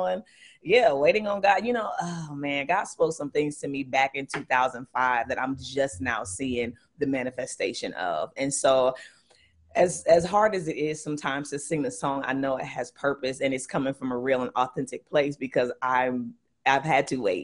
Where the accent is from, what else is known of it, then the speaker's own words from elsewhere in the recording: Columbus, Ohio, United States; I'm from Columbus, Ohio